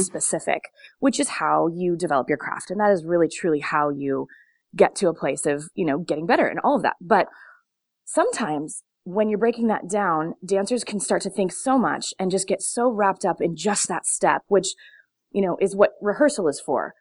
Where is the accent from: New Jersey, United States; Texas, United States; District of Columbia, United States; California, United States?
California, United States; Long Beach; I grew up in Long Beach